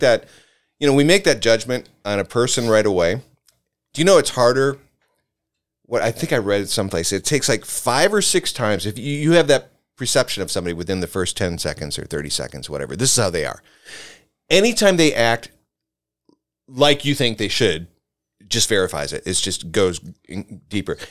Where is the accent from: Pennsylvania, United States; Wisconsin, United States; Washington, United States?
Wisconsin, United States; Reedsburg; moved away; also born or lived in Waukegan, Illinois / Portage, Wisconsin / Cumberland, Wisconsin / Los Angeles; I grew up there. I wasn't born there. I mean, I grew up, I think we moved there when I was in, uh, second grade